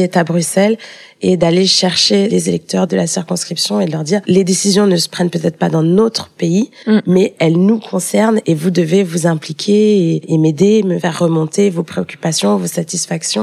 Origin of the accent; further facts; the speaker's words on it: Paris, Île-de-France, France; also born or lived in Strasbourg / Bruges; je suis née à Paris, mais j'ai euh, passé une grande partie de mes vacances euh, en Guadeloupe